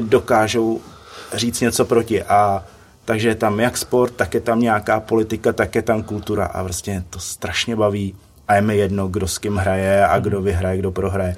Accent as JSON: {"language": "Czech", "town": "Litvínov", "region": "Ústí nad Labem Region", "country": "Czechia", "said": "já jsem z Litvínova"}